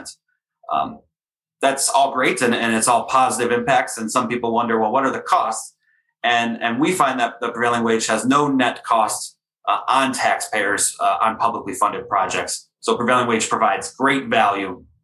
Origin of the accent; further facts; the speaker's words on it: Illinois, United States; my home state, the University of Illinois